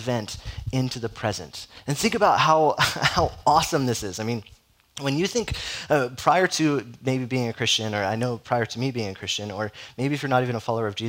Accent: Southern California, United States; moved away; I'm from Southern California, so there's not a whole lot of Catholic presence in Southern California

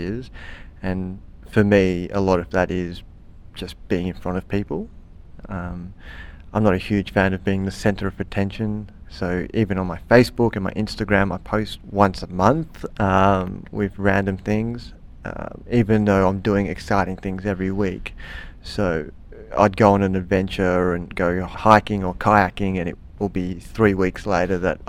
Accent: Canberra, Australian Capital Territory, Australia; Living in Canberra, growing up in Canberra, and living the Canberra kind of lifestyle as a young person

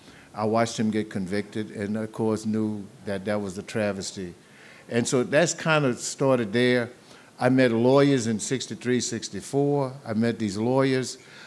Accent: a little town outside of Baton Rouge, South Louisiana, United States; I grew up in Louisiana, South Louisiana, in a little town outside of Baton Rouge is where I grew up.

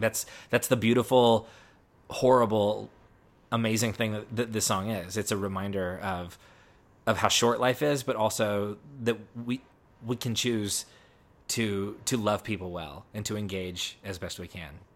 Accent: United States; I grew up near Route sixty-six

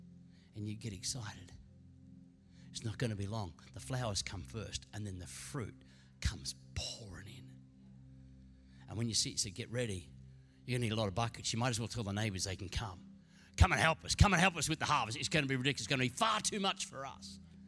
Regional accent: Queensland, Australia; You know, growing up in Queensland, I was privileged. A couple of the homes we lived in had these magnificent Bowen mango trees.

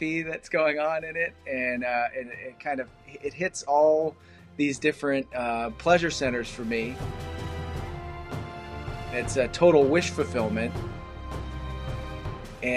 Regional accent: Massachusetts, United States; now in California, United States; born and raised in Massachusetts

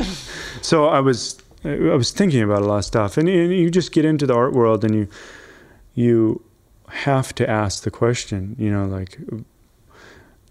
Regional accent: North Dakota, United States; moved away; also born or lived in Argentina; I was born in North Dakota

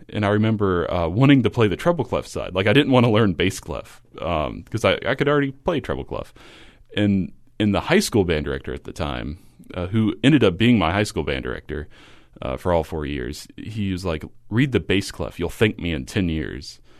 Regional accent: Kentucky, United States; I grew up in a small uh, I guess a manufacturing town in Kentucky, a population less than seven thousand

